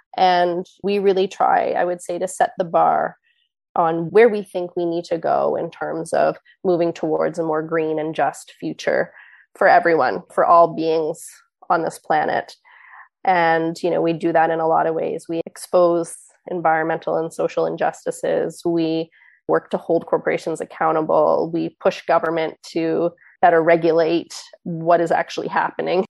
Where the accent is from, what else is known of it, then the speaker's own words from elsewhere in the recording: East Coast of Canada, Canada; I grew up on the East Coast of Canada